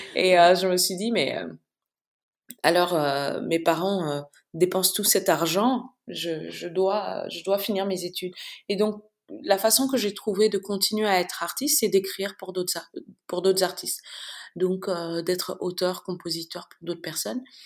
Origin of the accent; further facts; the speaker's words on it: Bamako, Mali; moved away as an adult; also born or lived in Accra, Ghana / France / Mauritius / United States; Je suis née et j'ai grandi à Bamako et entre Bamako et Accra au Ghana.